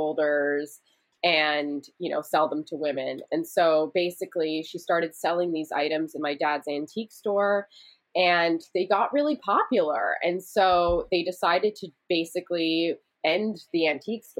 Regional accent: Vancouver, British Columbia, Canada; now in United States; I grew up in Vancouver, Canada

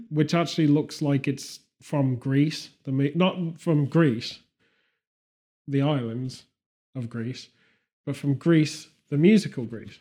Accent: United Kingdom

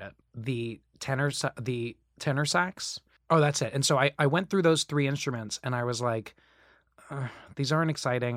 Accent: Kissimmee, Florida, United States; also born or lived in Staten Island, New York; I was born in, in Staten Island. And my parents were like, "We can't raise kids here." So we moved down there when I was four. And, uh, and I was raised in, in, actually in Kissimmee, Florida

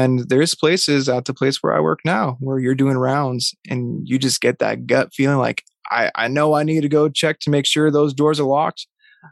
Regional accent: Vermont, United States; where I grew up in Vermont

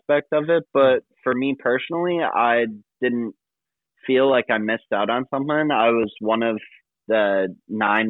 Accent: Streamwood, Illinois, United States; I'm from Streamwood, Illinois

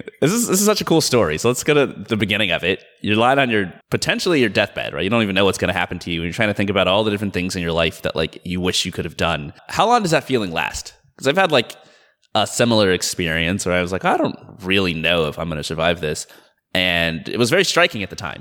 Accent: Atlanta, Georgia, United States; moved away as an adult; also born or lived in Boston / San Francisco; now in Seattle, United States; I grew up in Atlanta. I was there until I was 18

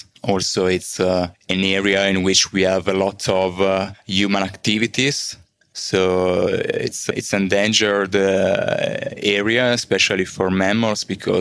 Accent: Milan, Lombardy, Italy; from Milano, Italy.

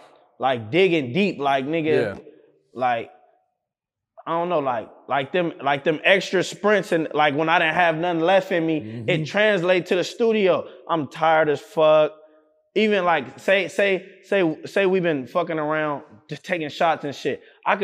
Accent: Compton, California, United States; Cause like I'm from Compton. I live in Compton my whole life.

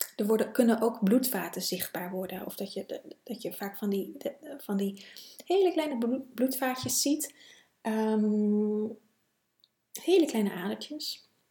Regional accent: Netherlands; als Nederlander

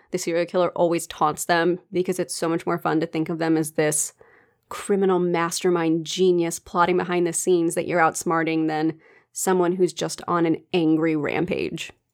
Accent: United States; accent: American; my American accent

